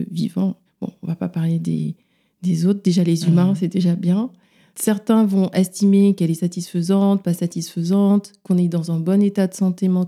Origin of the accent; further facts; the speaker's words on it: Dakar, Senegal; now in Paris, France; J'exerce à Paris, en libéral surtout. J'ai grandi à Dakar